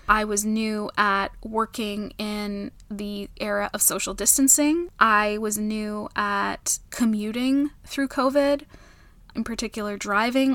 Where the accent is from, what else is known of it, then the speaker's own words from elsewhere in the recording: Canada; I'm Canadian